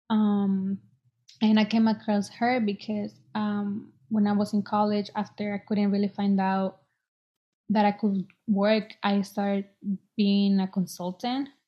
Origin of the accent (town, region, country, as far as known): Boston, Massachusetts, United States